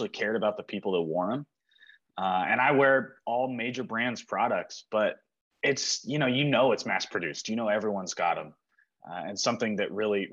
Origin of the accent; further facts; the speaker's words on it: Bigfork, Montana, United States; also born or lived in Santa Monica, California / Los Angeles, California; We came here, lived in Montana, in Big Fork, Montana, on Flathead Lake. Since I was 4 years old